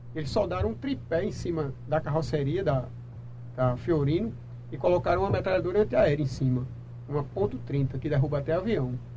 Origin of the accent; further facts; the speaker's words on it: João Pessoa, Paraíba, Brazil; Sou natural de João Pessoa e sempre morei em João Pessoa.